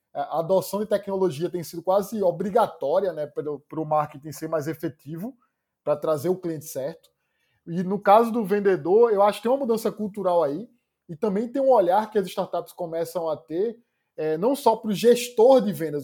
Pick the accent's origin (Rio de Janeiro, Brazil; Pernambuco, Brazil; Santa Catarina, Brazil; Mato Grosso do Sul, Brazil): Pernambuco, Brazil; moved away as an adult; also born or lived in Recife; now in São Paulo, Brazil; Eu sou pernambucano